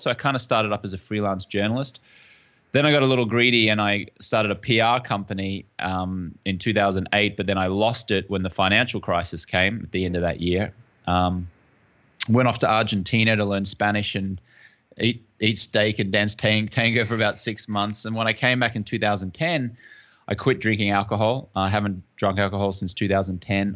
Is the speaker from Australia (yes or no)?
yes; Brisbane, Queensland, Australia; moved away as an adult; also born or lived in London, England; I'm from Brisbane, Australia